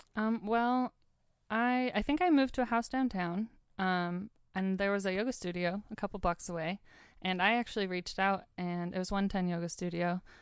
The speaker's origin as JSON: {"language": "English", "town": "Sandpoint", "region": "Idaho", "country": "United States", "tie": "born or raised there", "also_born_or_lived": "Mission Viejo, California / Spokane, Washington", "moved": "as an adult", "lives_now": "Seattle, United States", "said": "when I was about four, about to turn five, we moved to the beautiful Sandpoint, Idaho. Um, and that's where my youngest sister Holly was born. And we've all grown up here"}